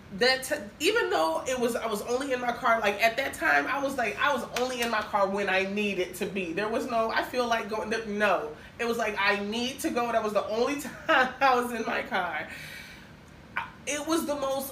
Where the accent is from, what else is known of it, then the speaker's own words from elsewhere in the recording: Minnesota, United States; now in Miami, United States; I'm from Minnesota